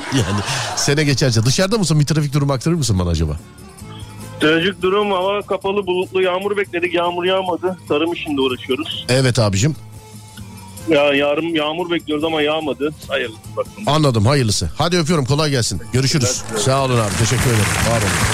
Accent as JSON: {"language": "Turkish", "region": "İzmir", "country": "Turkey"}